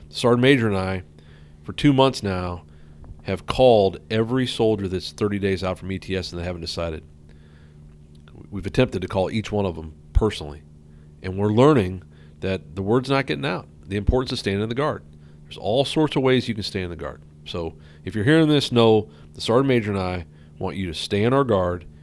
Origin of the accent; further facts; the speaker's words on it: St. Louis, Missouri, United States; born there; moved away; I was born in St. Louis, and then kind of moved around. I was in a um, kind of a ministry family, and uh, moved all over the place, and then found found herself here in the Northwest in '86.